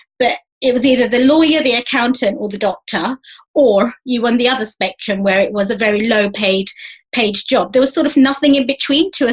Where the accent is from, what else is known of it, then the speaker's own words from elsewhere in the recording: London, United Kingdom; accent: East London dialect; I'm from East London.